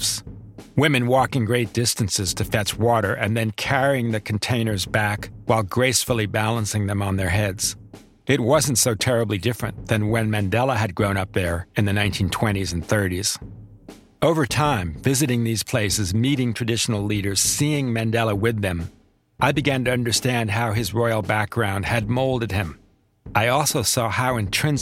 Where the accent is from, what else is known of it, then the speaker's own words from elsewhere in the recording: United States; as an American